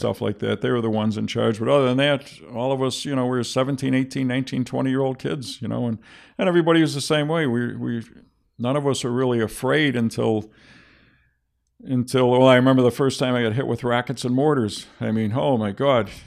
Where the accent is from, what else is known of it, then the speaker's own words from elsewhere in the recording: Buffalo, New York, United States; I'm from, I was from Seneca Street